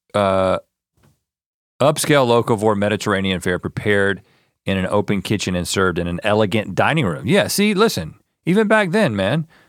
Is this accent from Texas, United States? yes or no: no; North Carolina, United States; also born or lived in Georgia; I was born in Georgia, but I was, grew up in, grew up in North Carolina